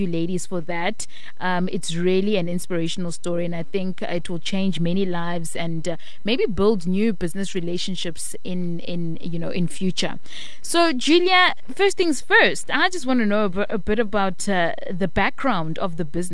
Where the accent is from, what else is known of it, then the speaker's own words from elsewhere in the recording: South Africa; as South African women